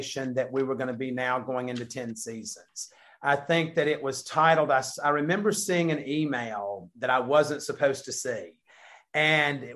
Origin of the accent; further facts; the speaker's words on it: the South, United States; we're from the South